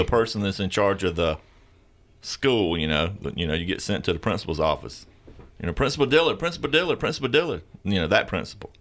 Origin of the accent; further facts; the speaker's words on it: the South, United States; we're from the South